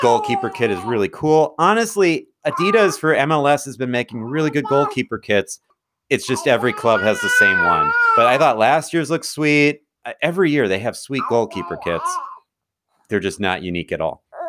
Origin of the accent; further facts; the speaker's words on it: Madison, Wisconsin, United States; my hometown Ford Madison